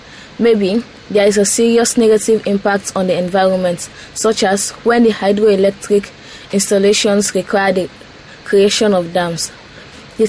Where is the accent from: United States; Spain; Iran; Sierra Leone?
Sierra Leone; from Sierra Leone.